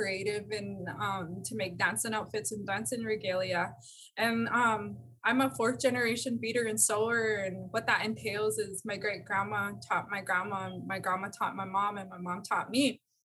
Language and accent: English; Montana, United States; I'm from Montana